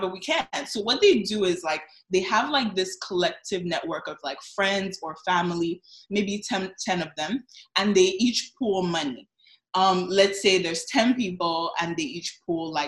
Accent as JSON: {"language": "English", "country": "Nigeria", "said": "I'm Nigerian, so I know I'm surrounded by Ghanaians today, but I'm Nigerian, so I can speak on my people."}